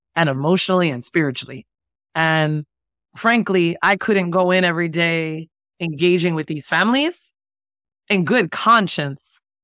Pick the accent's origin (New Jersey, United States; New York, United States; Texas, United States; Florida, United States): New Jersey, United States; Jersey City; moved away as an adult; also born or lived in San Francisco Bay Area; I was raised in Jersey City, New Jersey